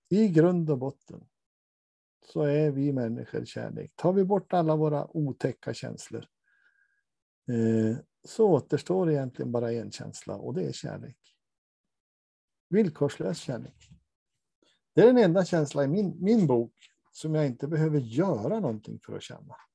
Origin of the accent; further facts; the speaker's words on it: Norrland, Sweden; Jag är från Norrland som Lars Ekborg sa, jag bits och det står jag för.